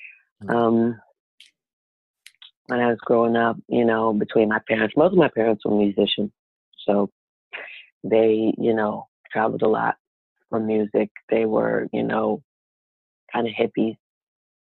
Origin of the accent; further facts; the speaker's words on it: New York City, New York, United States; also born or lived in Philadelphia / Newark; I was born and raised mostly in Harlem, but my parents were separated when I was a kid and my dad was from Philly